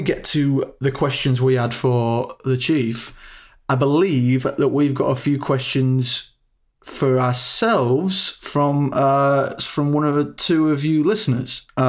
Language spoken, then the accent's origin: English; Leeds, Yorkshire and the Humber, United Kingdom; accent: Leeds